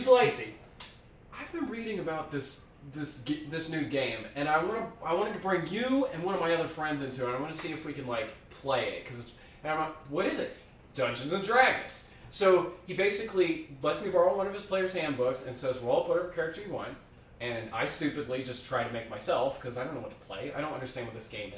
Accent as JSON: {"language": "English", "region": "Ohio", "country": "United States", "tie": "born or raised there", "said": "I grew up in Ohio, in a township of less than, 15,000 people"}